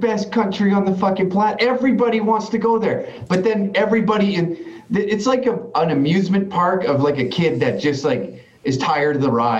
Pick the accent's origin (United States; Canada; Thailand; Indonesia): Canada; accent: Canadian; me as a Canadian